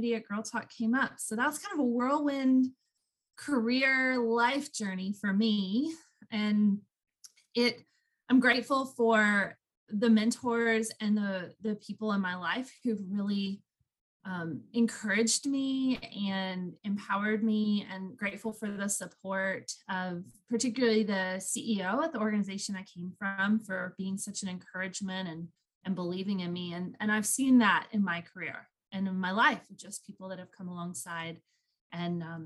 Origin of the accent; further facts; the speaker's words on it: Woodstock, Georgia, United States; I was born and raised in a town called Woodstock, which is north of Atlanta